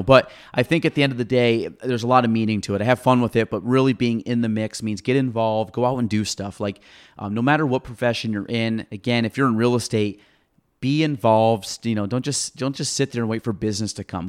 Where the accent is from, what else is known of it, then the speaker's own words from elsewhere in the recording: Chazy, New York, United States; moved away as an adult; now in Plattsburgh area, United States; I was from Shazy.